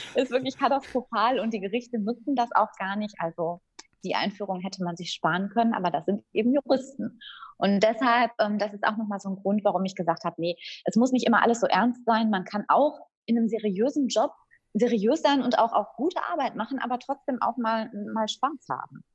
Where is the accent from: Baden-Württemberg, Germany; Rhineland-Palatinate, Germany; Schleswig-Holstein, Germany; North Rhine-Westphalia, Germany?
North Rhine-Westphalia, Germany; Dortmund; also born or lived in Frankfurt am Main / Münster; ich bin in Dortmund geboren, auch aufgewachsen